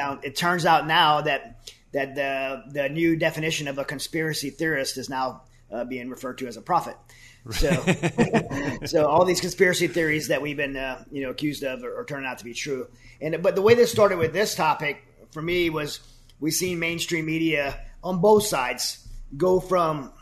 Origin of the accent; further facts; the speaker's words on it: United States; as an American